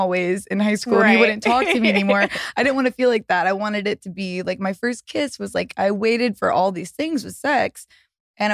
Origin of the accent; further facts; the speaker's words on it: the South, United States; moved away; I grew up in the South